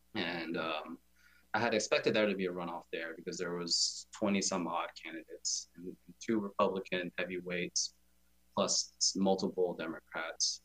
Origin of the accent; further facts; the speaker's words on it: Atlanta, Georgia, United States; I'm from Atlanta, Georgia. I am uh, born in Atlanta, Georgia, actually.